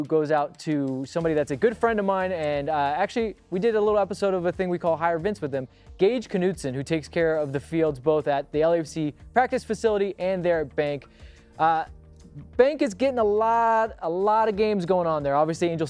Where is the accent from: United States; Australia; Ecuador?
Ecuador; English is a second language; I'm from Ecuador, but I've learned this saying, revenge is a dish best served cold.